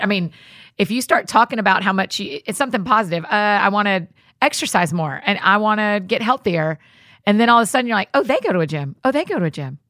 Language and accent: English; the South, United States; I grew up in the South